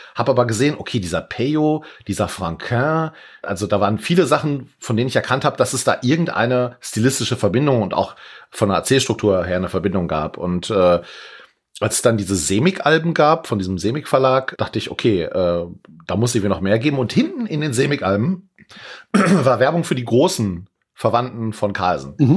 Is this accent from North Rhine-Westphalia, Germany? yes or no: yes; Leopoldshöhe, North Rhine-Westphalia, Germany; bei uns in Leopoldshöhe auf dem Dorf